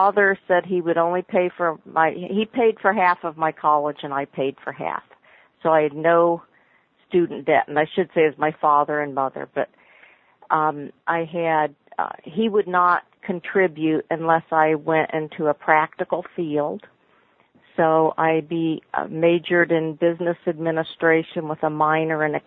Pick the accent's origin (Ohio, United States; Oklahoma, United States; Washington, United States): Oklahoma, United States; I was born in Oklahoma.